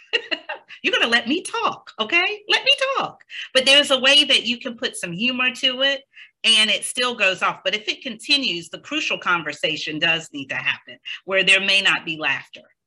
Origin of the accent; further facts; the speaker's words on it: the South, United States; now in New Jersey, United States; I am from the South, and I am so used to pausing and letting people complete their sentence